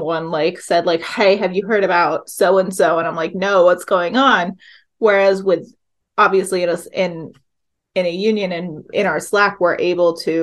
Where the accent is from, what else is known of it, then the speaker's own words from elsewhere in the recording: the South, United States; also born or lived in Appalachia, Virginia; now in Hudson Valley, United States; I grew up in the South, and there's a lot of needs for mm-hmm. unions where mm-hmm. I grew up